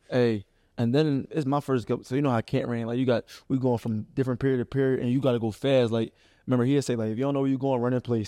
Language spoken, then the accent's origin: English; Philadelphia, Pennsylvania, United States; moved away as an adult; now in Athens, United States; I'm from Philadelphia